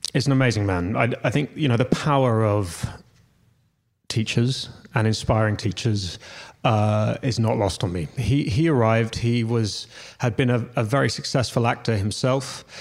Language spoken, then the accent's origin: English; London, United Kingdom; I grew up in London